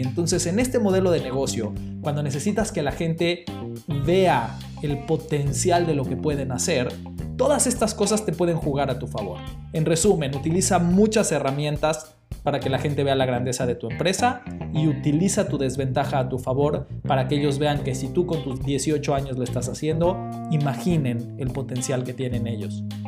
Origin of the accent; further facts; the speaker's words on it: Mexico; soy de México.